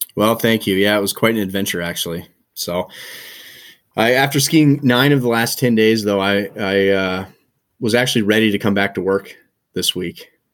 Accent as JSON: {"language": "English", "town": "Helena", "region": "Montana", "country": "United States", "tie": "born or raised there", "also_born_or_lived": "Bozeman / Forest Grove, Oregon / Aspen, Colorado", "moved": "as an adult", "lives_now": "Nelson, Canada", "said": "I was born and raised in Montana, and, uh, grew up in Helena, Montana"}